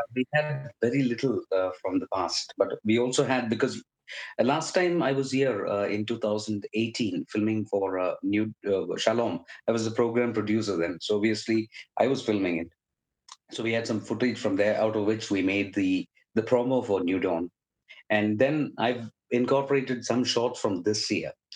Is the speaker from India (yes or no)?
yes; India; moved away as an adult; now in Liverpool, United Kingdom; I was born and raised in India. I came to the UK uh, when I was 31